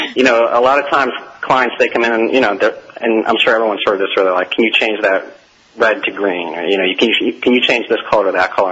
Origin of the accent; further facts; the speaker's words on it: New York, United States; now in Atlanta, United States; we're both from New York